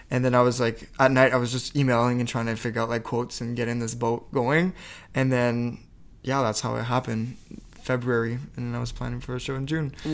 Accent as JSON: {"language": "English", "town": "Campbellton", "region": "New Brunswick", "country": "Canada", "tie": "born or raised there", "first_language": "French", "second_language": "English", "moved": "as an adult", "said": "I was born in Campbellton, New Brunswick."}